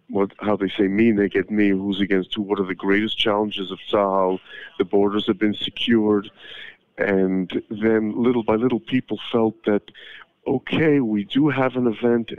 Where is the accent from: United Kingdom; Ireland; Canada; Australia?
Canada; now in Israel; I'm from Canada, so I can deal with minus 20.